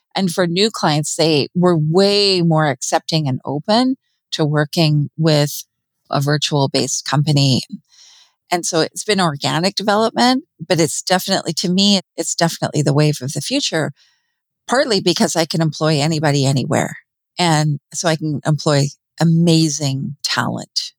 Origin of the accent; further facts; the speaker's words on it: Vancouver, British Columbia, Canada; now in rural British Columbia, Canada; I grew up in Vancouver, British Columbia